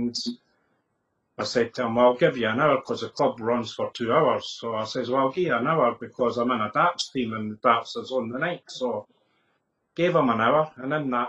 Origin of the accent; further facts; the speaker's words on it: Dalkeith, Scotland, United Kingdom; also born or lived in Edinburgh / Musselburgh / Newtongrange; Born in Edinburgh, lived in Musselburgh till I was about 2, and then moved out to Mayfield and in Balkeith area, and I've been there ever since